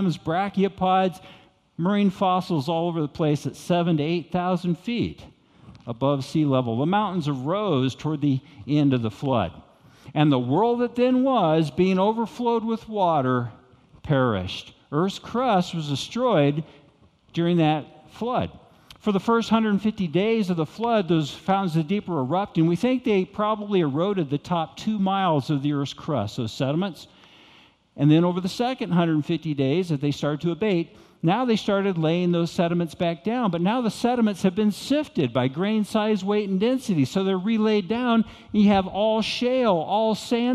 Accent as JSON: {"language": "English", "country": "United States", "also_born_or_lived": "Arkansas", "moved": "yes", "said": "I came from Texas and Arkansas."}